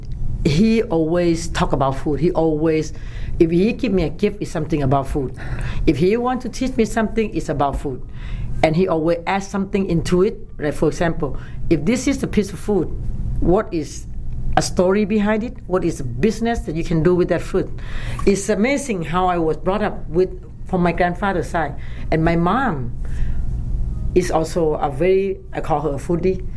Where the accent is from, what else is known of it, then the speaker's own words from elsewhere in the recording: Bangkok, Thailand; I was born in Bangkok, Thailand